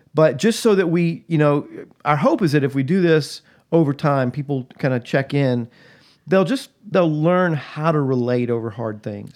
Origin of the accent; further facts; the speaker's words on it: Atlanta, Georgia, United States; I was born and raised in Atlanta, Georgia, just outside of Atlanta. Grew up, uh, in the South